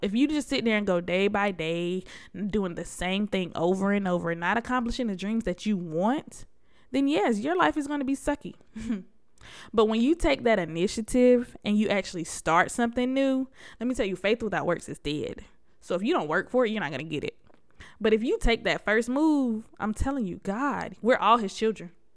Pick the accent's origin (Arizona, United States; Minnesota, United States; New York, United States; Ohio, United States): New York, United States; Buffalo; I was born in Buffalo, New York.